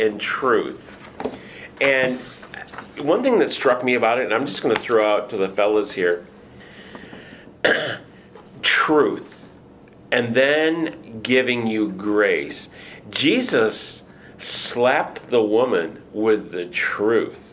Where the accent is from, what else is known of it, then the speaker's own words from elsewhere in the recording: Michigan, United States; moved away as an adult; now in Houston, United States; I'm from Michigan